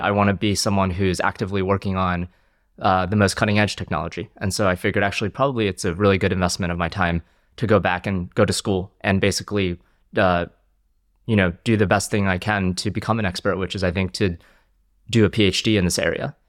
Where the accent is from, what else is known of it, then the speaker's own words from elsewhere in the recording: New Jersey, United States; also born or lived in China / Philadelphia suburb; now in London, United Kingdom; I grew up in New Jersey, um, moved to the US when I was five from China, um, and uh, grew up in a suburb of Philadelphia